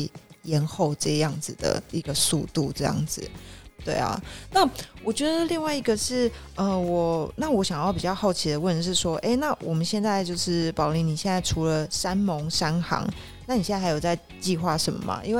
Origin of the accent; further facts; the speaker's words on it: Taiwan; 我们台湾人可能不知道的一些外国人在台湾的一些生活希望，因为其实我真的觉得台湾的文化稍微比较。单一一点点